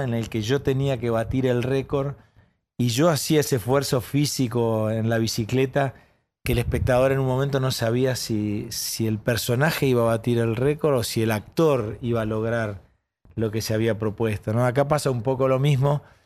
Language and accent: Spanish; Paraná, Entre Ríos, Argentina; Yo nací en Paraná, en Entre Ríos